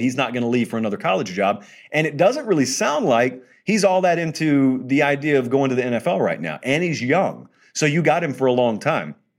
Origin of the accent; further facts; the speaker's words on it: Columbus, Georgia, United States; I grew up in Harris County, just south of us in Columbus, Georgia, not Ohio